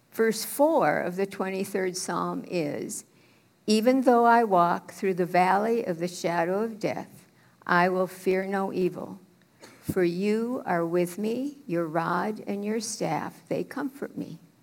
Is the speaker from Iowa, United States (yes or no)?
no; Minneapolis, Minnesota, United States; also born or lived in St. Paul, Minnesota / St. Louis Park, Minnesota / Thief River Falls, Minnesota / Austin, Minnesota; I grew up as a Methodist preacher's kid in Minneapolis.